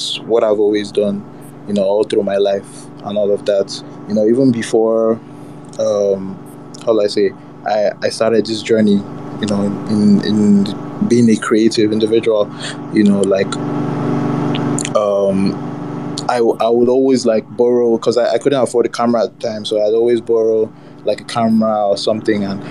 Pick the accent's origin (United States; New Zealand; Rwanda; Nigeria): Nigeria; Lagos; also born or lived in Abuja; I grew up in Lagos, most of my life in Lagos